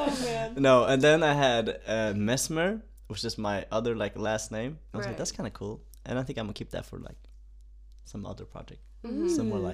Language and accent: English; Uppsala, Uppsala County, Sweden; I was born and raised in Sweden.